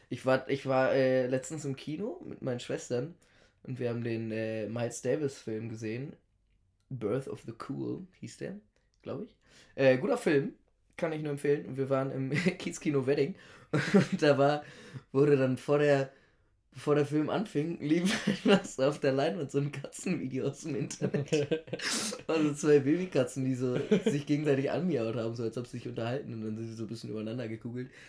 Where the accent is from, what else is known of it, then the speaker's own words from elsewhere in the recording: Italy; und da ist man dann natürlich als äh, Italiener, man kennt